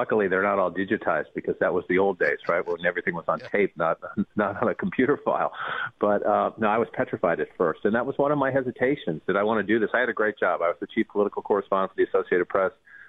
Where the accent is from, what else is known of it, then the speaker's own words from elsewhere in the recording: Boston, Massachusetts, United States; growing up in Boston was great.